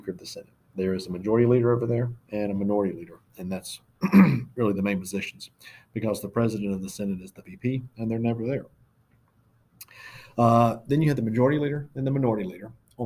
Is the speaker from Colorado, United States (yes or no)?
no; Florida, United States; now in Georgia, United States; I'm from Florida